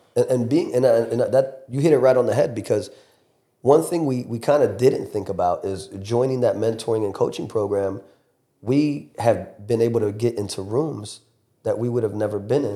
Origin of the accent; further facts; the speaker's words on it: Fort Lauderdale, Florida, United States; moved away; I'm born and raised in Fort Lauderdale, Miami area, so Broward to Dade County